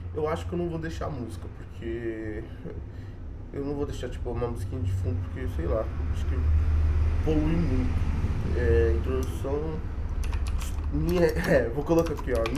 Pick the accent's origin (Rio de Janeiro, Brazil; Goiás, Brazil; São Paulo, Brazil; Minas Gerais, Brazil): São Paulo, Brazil; sou de São Paulo